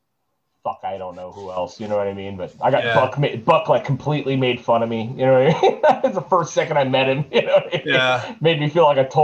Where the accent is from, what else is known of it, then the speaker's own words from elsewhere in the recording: Ventura, California, United States; I grew up in Montalvo